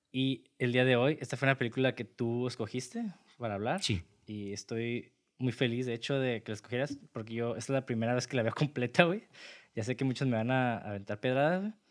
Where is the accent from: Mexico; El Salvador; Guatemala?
Mexico; todos como mexicanos